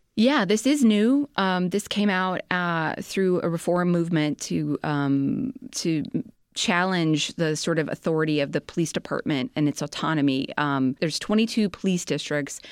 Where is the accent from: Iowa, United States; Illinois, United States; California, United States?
Illinois, United States; Chicago; I'm a Chicagoan.